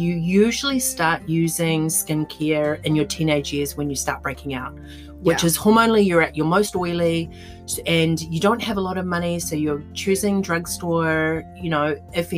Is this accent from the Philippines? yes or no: no; New Zealand; now in New York City, United States; growing up in New Zealand, especially being Polynesian